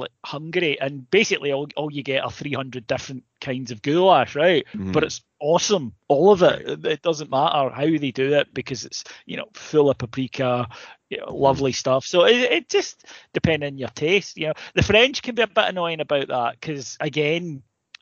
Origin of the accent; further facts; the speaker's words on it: Scotland, United Kingdom; I'm Scottish